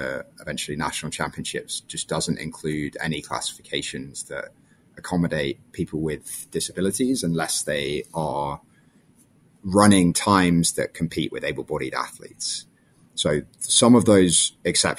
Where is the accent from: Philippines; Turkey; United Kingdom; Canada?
United Kingdom; London; moved away as an adult; also born or lived in South Africa; now in United States; I grew up in London and moved to the United States for college when I was 18